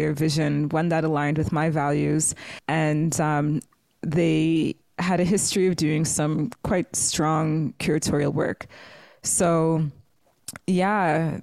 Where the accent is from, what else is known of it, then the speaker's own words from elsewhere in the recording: Toronto, Ontario, Canada; moved away as an adult; also born or lived in Brandon, Manitoba; I grew up in Toronto all my life, well, specifically Scarborough, which, you know, is millions of people.